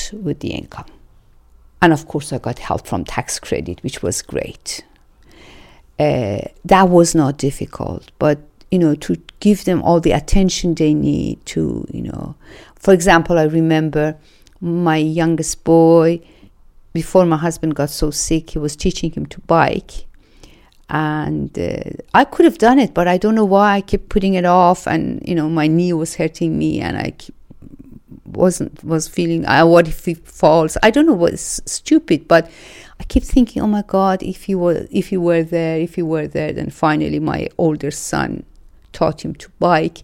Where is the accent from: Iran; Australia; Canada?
Iran; English is a second language; moved away as an adult; also born or lived in Denmark; now in England; And I come from Iran, and I was a refugee in Denmark. I moved to Denmark in 1984 and moved to England in 1998.